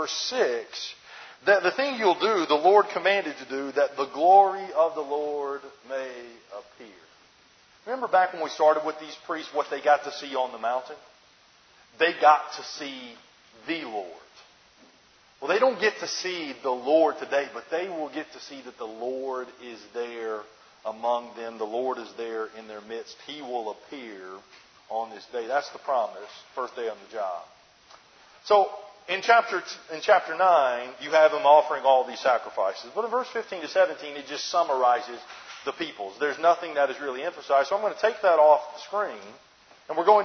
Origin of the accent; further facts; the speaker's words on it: New Jersey, United States; we're from Jersey